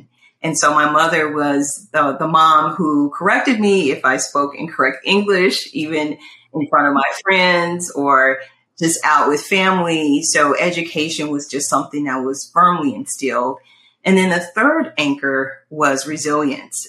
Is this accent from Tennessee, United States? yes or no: yes; Memphis, Tennessee, United States; I was born and raised in Memphis, Tennessee